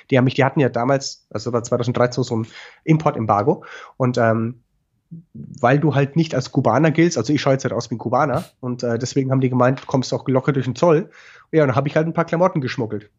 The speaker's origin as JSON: {"language": "German", "area": "Franconia", "region": "Bavaria", "country": "Germany", "accent": "Franconian", "said": "meinen fränkischen Akzent"}